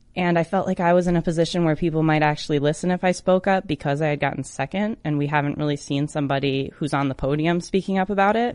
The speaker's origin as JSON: {"language": "English", "region": "Michigan", "country": "United States", "said": "my home state in Detroit, Michigan."}